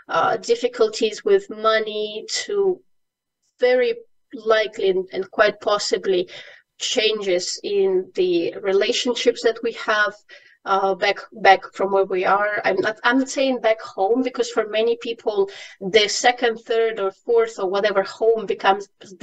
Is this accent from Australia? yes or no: no; Ukraine; English is a second language; moved away as an adult; now in Bulgaria; Yes, I'm currently in Bulgaria, but I bet from my accent you can't really say where I'm from. I'm from Ukraine, and for the past 8+ years I've lived in different countries in Europe.